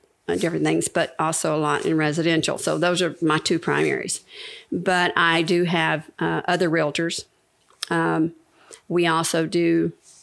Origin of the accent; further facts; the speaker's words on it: Alamogordo, New Mexico, United States; moved away as an adult; also born or lived in Arkansas / Las Cruces, New Mexico / Dallas, Texas / Arlington, Texas; now in Keene, United States; I was born in Arkansas, grew up in New Mexico, ended up back in Texas in 1977